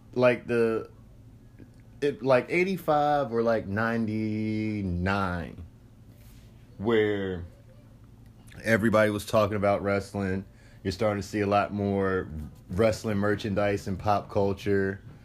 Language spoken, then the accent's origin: English; Virginia Beach, Virginia, United States; I'm from Virginia Beach.